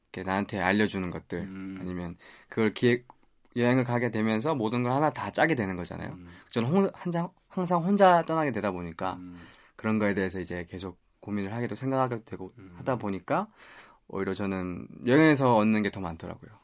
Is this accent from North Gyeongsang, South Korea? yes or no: no; Busan, South Korea; now in Seoul, South Korea; 부산 출신 서울 남자라고